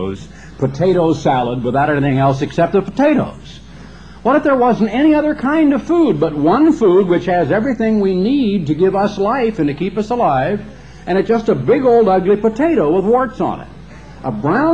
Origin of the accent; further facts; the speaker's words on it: Oregon, United States; When I grew up in Oregon